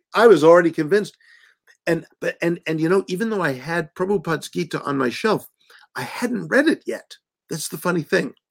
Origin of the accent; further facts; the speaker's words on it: Washington, District of Columbia, United States; I grew up in the Washington, D.C. area